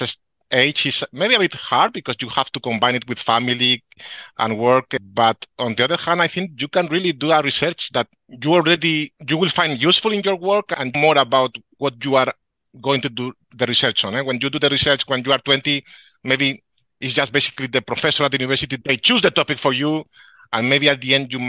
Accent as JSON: {"language": "English", "town": "Madrid", "region": "Community of Madrid", "country": "Spain", "also_born_or_lived": "Cambridge, United Kingdom / Netherlands", "said": "I'm from Madrid, from Spain."}